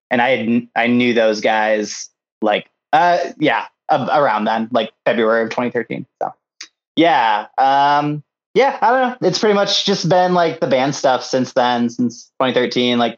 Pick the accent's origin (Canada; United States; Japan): Japan; And then um, I grew up in Japan.